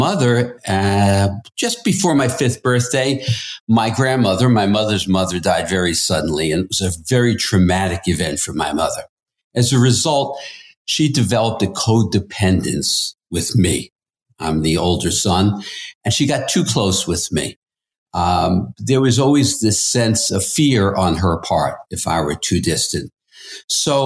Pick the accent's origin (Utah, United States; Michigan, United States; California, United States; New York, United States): New York, United States; New York City; I grew up in Queens in the 1950s.